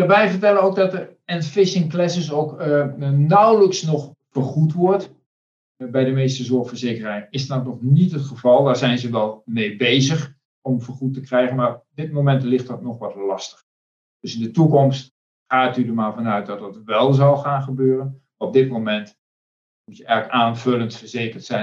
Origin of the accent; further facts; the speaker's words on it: Netherlands; we als Nederlanders